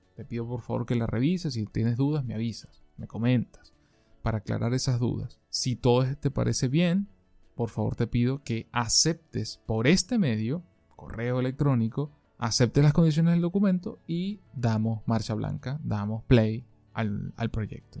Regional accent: Venezuela; moved away; mi país de origen, Venezuela

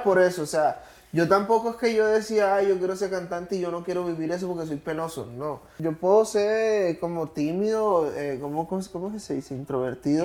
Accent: Colombia; moved away as an adult; now in Miami, United States; yo que vengo de Colombia y recién estoy acá en los Estados Unidos

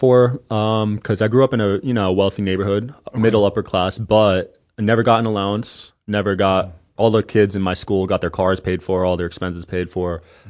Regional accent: East Coast, United States; I'm from the East Coast, so different mindset.

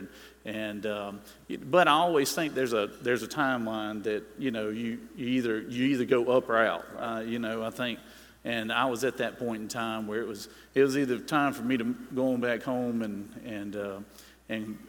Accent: Middle Georgia, United States; I grew up in Middle Georgia, sixth generation Georgian, born and raised there.

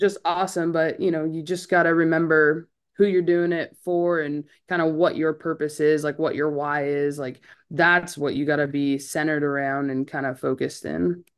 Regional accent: California, United States; now in Clemson, United States; I'm from California

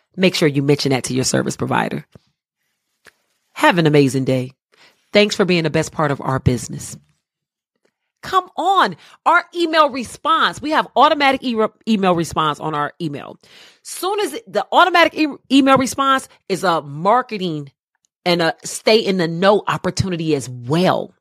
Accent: Cleveland, Ohio, United States; moved away as an adult; now in Charlotte, United States; I'm originally from Cleveland, Ohio. I live in the Queen City of Charlotte now. I've been here thirteen beautiful years.

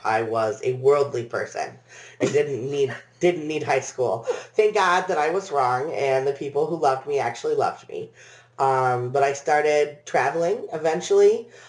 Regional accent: Haslett, Michigan, United States; also born or lived in England / Flint, Michigan / Lansing, Michigan / Williamston, Michigan; Yeah, I grew up in Haslett, Michigan, which is upper middle class, very, very boring.

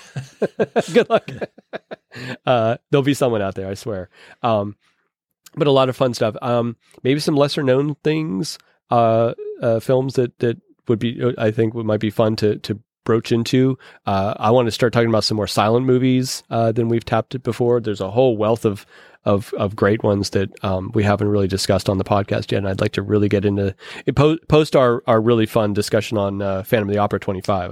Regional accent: Pittsburgh, Pennsylvania, United States; accent: Pittsburgh; my Pittsburgh accent

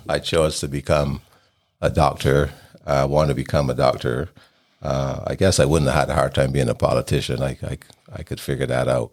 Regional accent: Barbados; moved away as an adult; also born or lived in Idaho / Utah; I was born in Barbados in the Caribbean, and I grew up there until I left to go to college at the age of nineteen

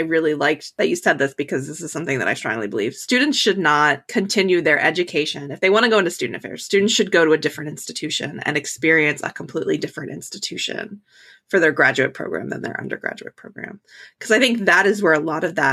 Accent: Pennsylvania, United States; I'm from Pennsylvania

